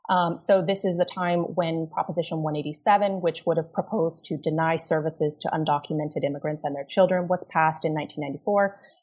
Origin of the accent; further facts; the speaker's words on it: Los Angeles, California, United States; So I am from Los Angeles. I grew up in Los Angeles in the suburbs and grew up in a very unique place